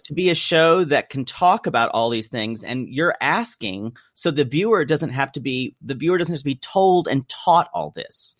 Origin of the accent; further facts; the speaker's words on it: South Carolina, United States; I'm from South Carolina, so I know Charleston really well